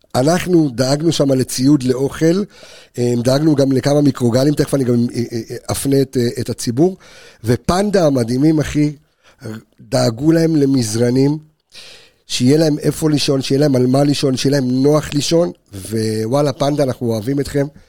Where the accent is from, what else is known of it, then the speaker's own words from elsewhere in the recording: Jerusalem, Jerusalem District, Israel; בתור ילד חרדי שגדל בירושלים